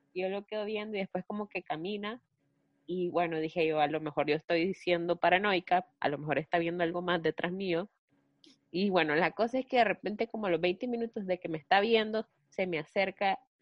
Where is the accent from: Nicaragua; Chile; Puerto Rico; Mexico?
Nicaragua; somos dos hermanas nicaragüenses